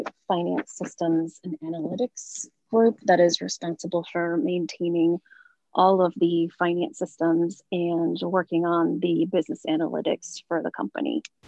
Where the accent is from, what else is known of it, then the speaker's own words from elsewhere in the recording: Madras, Oregon, United States; moved away; also born or lived in Seattle, Washington; growing up in Madras, Oregon was the small town sense of community that we had there. Everyone knew everyone